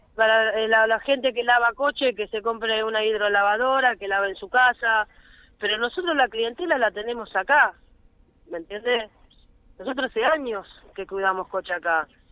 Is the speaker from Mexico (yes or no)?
no; Argentina; somos argentinos también